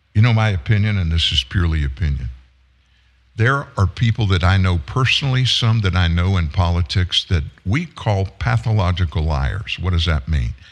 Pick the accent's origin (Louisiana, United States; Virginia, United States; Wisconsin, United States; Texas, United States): Louisiana, United States; Lafayette; growing up in South Louisiana in a good sized town, 100,000 people, not a big city, Lafayette, Louisiana